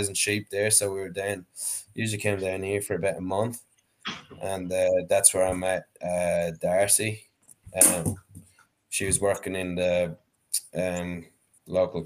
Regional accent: Gorey, County Wexford, Ireland; moved away as an adult; now in Australia; I grew up in Gorey, County Wexford in Ireland

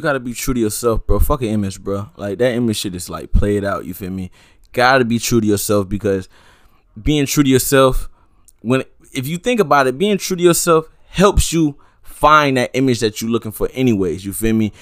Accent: Sunland, Broward, Florida, United States; I grew up in Sunland

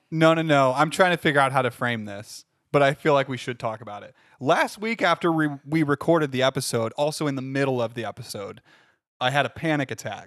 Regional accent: Findlay, Ohio, United States; hometown of, uh, Findlay, Ohio

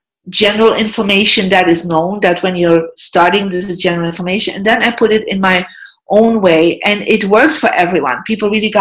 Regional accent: Belgium; moved away as an adult; also born or lived in United States; I'm from Belgium. I'm European. I lived for more than 10 years in America. I live back in Europe

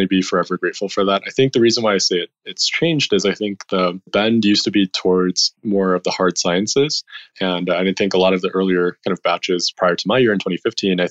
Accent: Chicago, Illinois, United States; moved away as an adult; also born or lived in San Francisco / China; I grew up in Chicago.

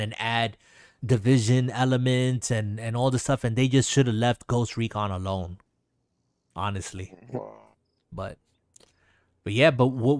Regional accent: New York, United States; now in Florida, United States; it being based in New York, my hometown

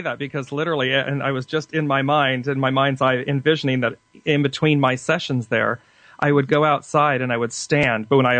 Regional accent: Midwest, United States; also born or lived in Clayton, New Mexico; I grew up in the Midwest for a little bit and lived in Clayton, New Mexico for some time.

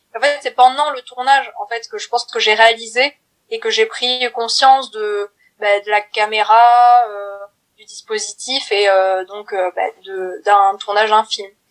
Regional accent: Brive-la-Gaillarde, Nouvelle-Aquitaine, France; moved away as an adult; now in Paris, France; j'ai 20 ans, je viens de Brive-la-Gaillarde mais maintenant je suis sur Paris

